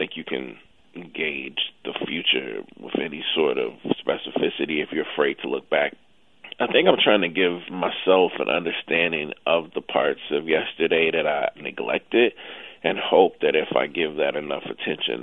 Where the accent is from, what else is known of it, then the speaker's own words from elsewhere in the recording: Jackson, Mississippi, United States; moved away as an adult; also born or lived in New York; I grew up in Jackson when we would go to the game every other Saturday